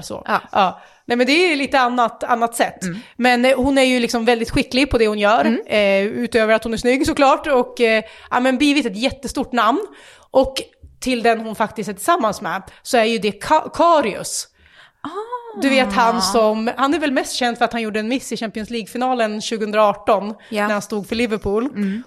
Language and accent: Swedish; Västerås, Västmanland, Sweden; vi är västeråsare